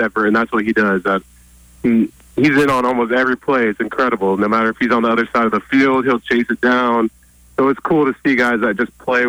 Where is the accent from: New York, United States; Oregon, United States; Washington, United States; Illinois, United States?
Oregon, United States; every kid growing up in Oregon